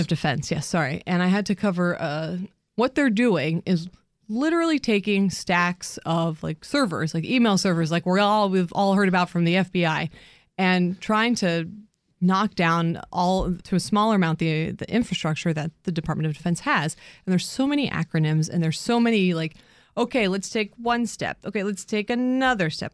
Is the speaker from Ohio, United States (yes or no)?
yes; Columbus, Ohio, United States; moved away as an adult; also born or lived in New York / Connecticut; now in Washington, D.C., United States; I grew up in Ohio. I mean, originally, originally from New York, but moved in, you know, spent my formative years in, in Ohio